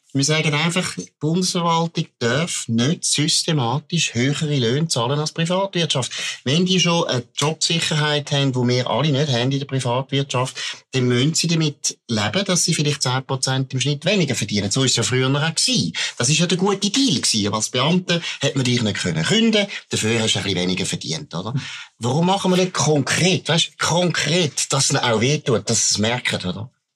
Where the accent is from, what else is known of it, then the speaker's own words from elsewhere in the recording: Baden, Aargau, Switzerland; ich komme aus Baden, mein Vater kommt von der ABB, ich habe erlebt, wo mein Vater dort geschafft hat, in den 70er Jahren